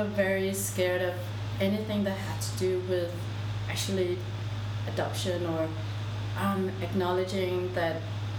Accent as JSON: {"language": "English", "country": "Denmark", "tie": "born or raised there", "also_born_or_lived": "South Korea", "moved": "as an adult", "lives_now": "Seoul, South Korea"}